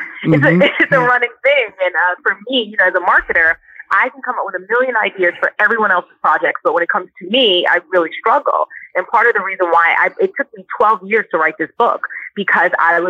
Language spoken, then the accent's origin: English; Brooklyn, New York, United States; Well, I am from Brooklyn, New York.